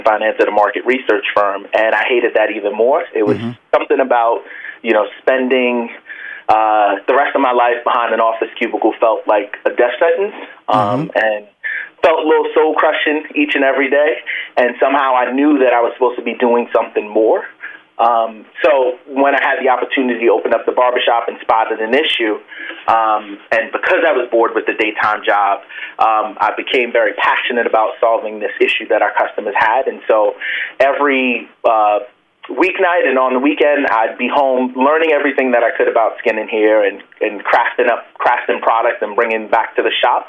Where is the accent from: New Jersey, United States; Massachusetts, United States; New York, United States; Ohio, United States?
New Jersey, United States; also born or lived in Brooklyn; I'm a Jersey boy. I was born in Brooklyn, but yes, a Jersey boy.